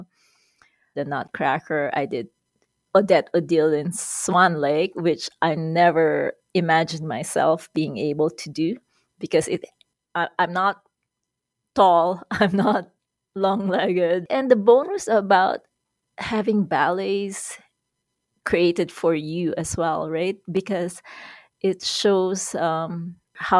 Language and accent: English; Quezon City, Metro Manila, Philippines; moved away as an adult; now in Edmonton, Canada; I was born in Manila, Philippines, And I grew up in Quezon City, which is the capital of the Philippines